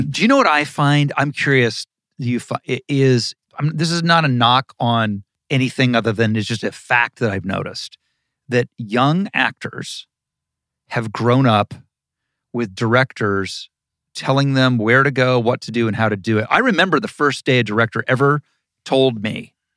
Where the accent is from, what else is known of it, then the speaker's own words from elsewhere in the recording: Ohio, United States; growing up in Ohio and wanting to be an actor